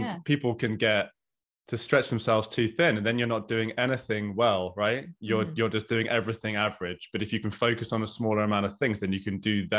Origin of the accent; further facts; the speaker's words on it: England, United Kingdom; I'm English.